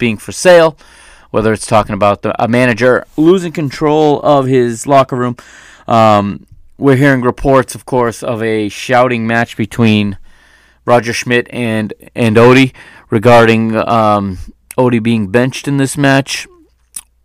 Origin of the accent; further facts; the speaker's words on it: United States; I was born and raised in the United States, even though, you know, my parents are Portuguese, and I do speak Portuguese